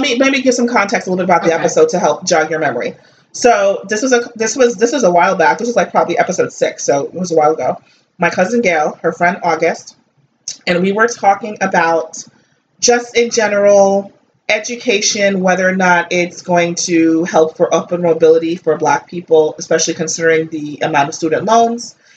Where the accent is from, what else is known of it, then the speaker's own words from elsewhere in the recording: Northeast, United States; me growing up in the Northeast, you know, I grew up mostly with Italians and Jews